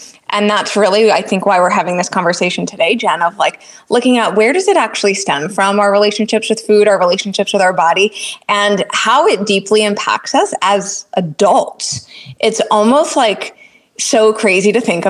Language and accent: English; New Jersey, United States; I'm from New Jersey, and I've got three sisters, three beautiful sisters. And growing up, you know, I grew up with a lot of females